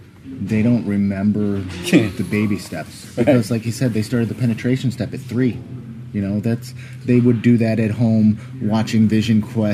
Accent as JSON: {"language": "English", "town": "Athens", "region": "Pennsylvania", "country": "United States", "tie": "born or raised there", "said": "I grew up in Athens, Pennsylvania."}